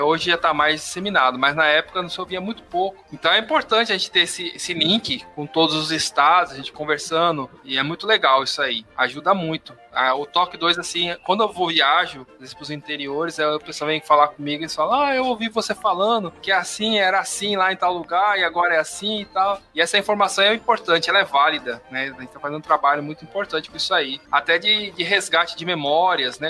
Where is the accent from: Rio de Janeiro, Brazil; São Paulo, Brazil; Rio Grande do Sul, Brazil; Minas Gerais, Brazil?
São Paulo, Brazil; moved away as an adult; now in Pernambuco, Brazil; Quando eu cheguei aqui, eu sou de São Paulo, e quando eu cheguei aqui em 2002